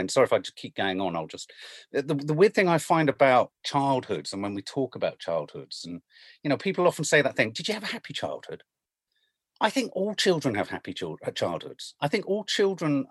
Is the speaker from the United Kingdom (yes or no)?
yes; London, United Kingdom; also born or lived in Birmingham; so I came from Birmingham down to London, living in an area of London, which is weird because whenever I talk about where I grew up, everyone now goes, oh, you must be a posh kid because you came from Blenheim Crescent